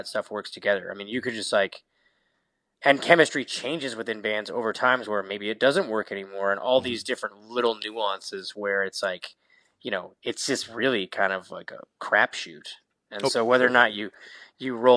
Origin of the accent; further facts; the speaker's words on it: Seattle, Washington, United States; moved away as an adult; also born or lived in Southern California; I grew up in Seattle, Washington